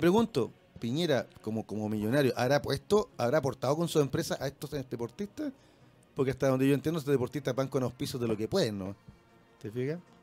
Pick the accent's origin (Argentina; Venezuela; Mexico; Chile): Chile; como chilenos